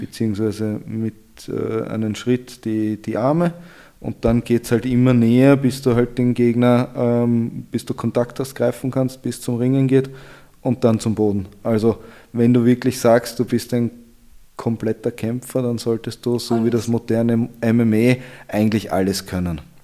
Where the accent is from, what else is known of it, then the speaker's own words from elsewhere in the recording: Vienna, Austria; Ich bin in Wien aufgewachsen